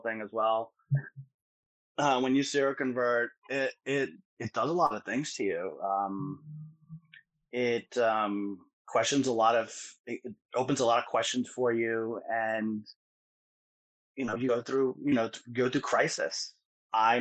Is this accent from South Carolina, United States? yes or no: no; New York City, New York, United States; I am from Jackson Heights, Queens, New York City